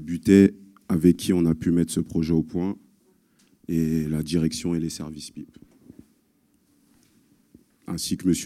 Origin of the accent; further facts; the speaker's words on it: Paris, Île-de-France, France; j'ai 34 ans, je suis de Paris.